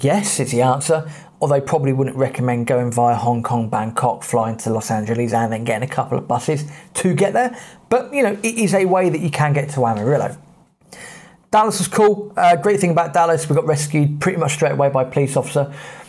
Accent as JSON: {"language": "English", "region": "England", "country": "United Kingdom", "said": "So being British, being English, I put on the charm."}